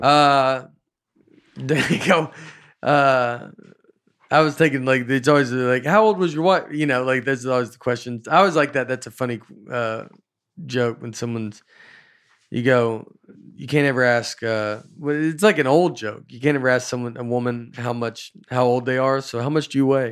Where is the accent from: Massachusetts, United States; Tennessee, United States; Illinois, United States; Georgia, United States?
Tennessee, United States; Old Hickory; I grew up in Old Hickory